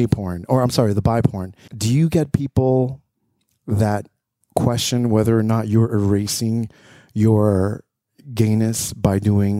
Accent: West New York, New Jersey, United States; I grew up in West New York, but that's in New Jersey. West New York, New Jersey.

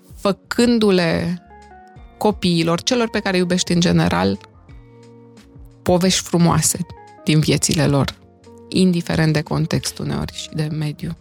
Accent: Romania; also born or lived in Timișoara; now in Bucharest, Romania; partea noastră din România

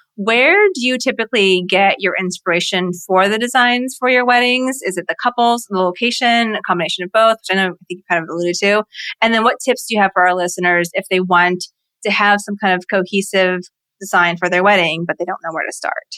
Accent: southern Virginia, United States; I grew up in Virginia in like the southern part of Virginia

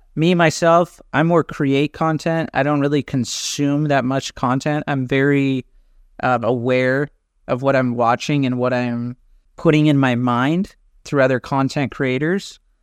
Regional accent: Orange County, California, United States; moved away as an adult; now in Athens, Greece; I grew up in California, and now I live in Athens, Greece

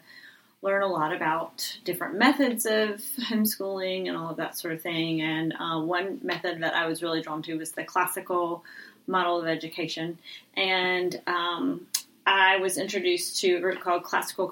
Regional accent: Rock Hill, South Carolina, United States; also born or lived in Greenville, South Carolina / Washington, D.C.; I'm from Rock Hill, South Carolina. That's where I was raised. I was born in Greenville, but I moved here when I was about 4 months old.

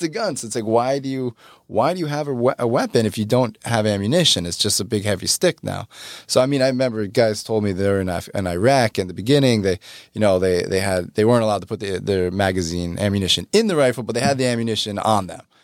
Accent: New York, United States; I'm not from Texas, I'm from New York

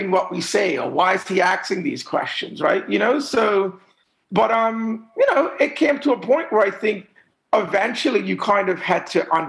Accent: Bermuda; I was raised to um, a middle class family. My mom was an educator.

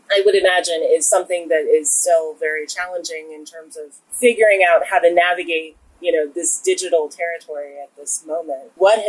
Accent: Williamsburg, Virginia, United States; I'm from Williamsburg, Virginia, which is very similar to Charlottesville.

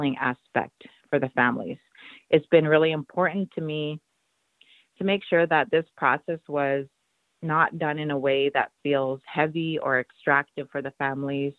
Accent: Treaty 4 Territory, Saskatchewan, Canada; also born or lived in Fort Berthold Reservation, North Dakota; now in New Town, United States; I'm Nehiyaw from Treaty 4 Territory and a member of Kwakwaka'wakw First Nations that is in Saskatchewan, Canada.

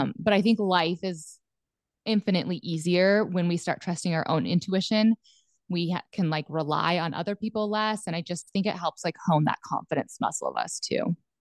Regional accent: Southwest Montana, United States; moved away as an adult; also born or lived in central Nebraska; now in Nebraska, United States; I was born and raised in Southwest Montana on a cattle ranch

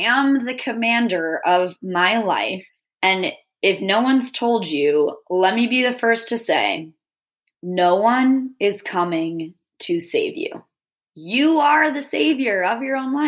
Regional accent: Northeast, United States; I'm from the Northeast

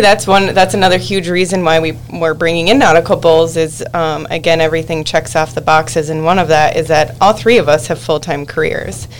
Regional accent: Buffalo, New York, United States; Alex and I were siblings and we grew up in Buffalo

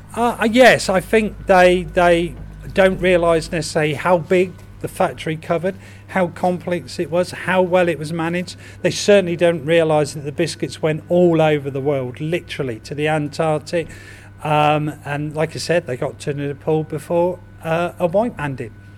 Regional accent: Reading, South East England, United Kingdom; to understand and appreciate the history of my hometown so much more. And what better way than doing it by leading guided walks around Reading?

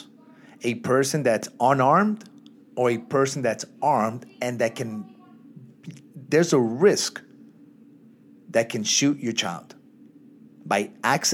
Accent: New York City, New York, United States; growing up in Brooklyn.

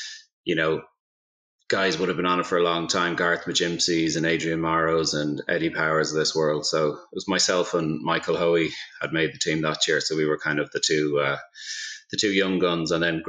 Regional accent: Dublin, Leinster, Ireland; I grew up in Dublin, obviously, in Ireland, and I played golf in Staxtown, which was up in the Dublin Mountains there.

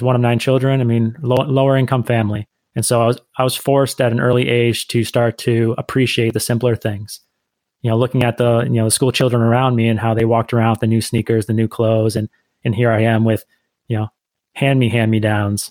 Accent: Northeast United States, United States; I'm the American of the group. I grew up in the Northeast part of the United States, and that's where I'm currently residing as well

